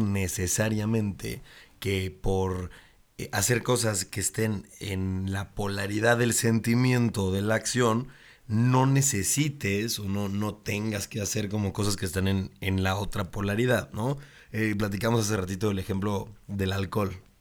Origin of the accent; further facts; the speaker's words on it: Puebla, Mexico; yo soy de Puebla